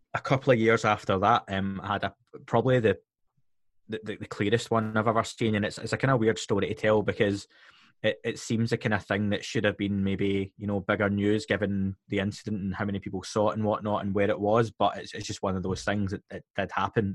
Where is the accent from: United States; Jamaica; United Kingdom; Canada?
United Kingdom; Scotland; being Scottish myself